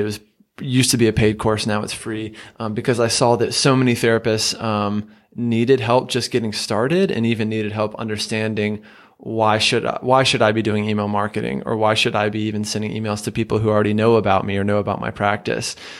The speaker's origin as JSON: {"language": "English", "region": "the South", "country": "United States", "said": "I'm from the South"}